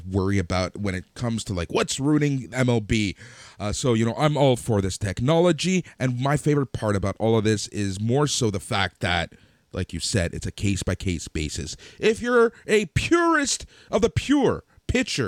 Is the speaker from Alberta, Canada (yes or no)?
no; Toronto, Ontario, Canada; We're Canadian. Cool. We're from Toronto